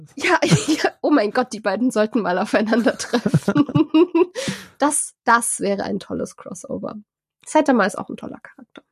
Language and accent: German; Germany; als Deutsche